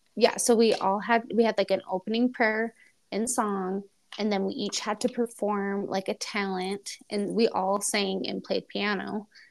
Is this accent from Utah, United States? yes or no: yes; Spanish Fork, Utah, United States; now in Pocatello, United States; I grew up in Spanish Fork where you did like the Festival of Lights every year.